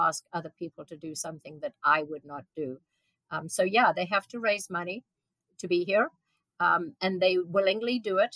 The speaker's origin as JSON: {"language": "English", "town": "Modderfontein", "region": "Gauteng", "country": "South Africa", "tie": "born or raised there", "moved": "yes", "said": "I grew up in South Africa, and my father was a doctor on a fairly small town."}